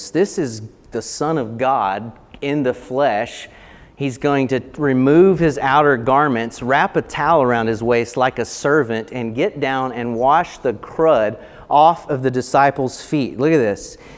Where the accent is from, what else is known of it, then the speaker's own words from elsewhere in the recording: Appalachia, United States; Now, I, like I said earlier, I grew up in the Appalachian Mountains